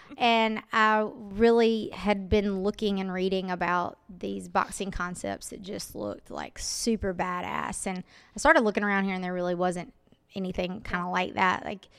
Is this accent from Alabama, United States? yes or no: yes; Greensboro, Alabama, United States; I'm from Greensboro, Alabama, originally.